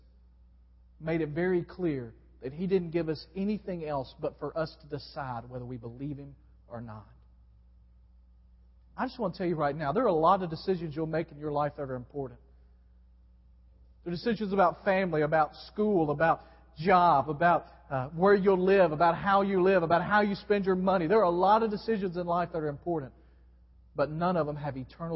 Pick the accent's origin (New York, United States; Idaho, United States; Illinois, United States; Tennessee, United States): Tennessee, United States; West; growing up in West Tennessee, and in Memphis